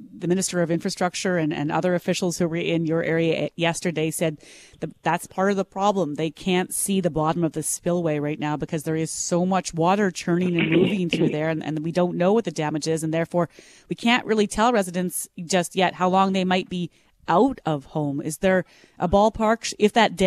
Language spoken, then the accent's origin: English; Minnedosa, Manitoba, Canada; now in Winnipeg, Canada; I grew up in Minnedosa